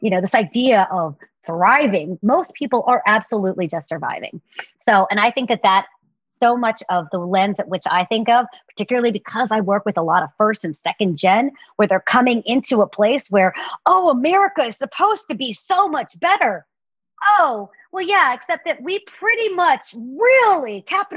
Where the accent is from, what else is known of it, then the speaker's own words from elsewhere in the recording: the South, United States; now in California, United States; I was raised in the South